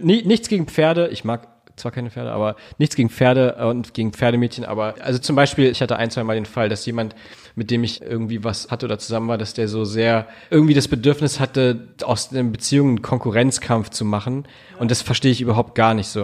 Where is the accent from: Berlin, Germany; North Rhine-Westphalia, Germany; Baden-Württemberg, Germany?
Berlin, Germany; also born or lived in Hamburg; ich bin in Charlottenburg geboren. Ich habe in Wilmersdorf lange gewohnt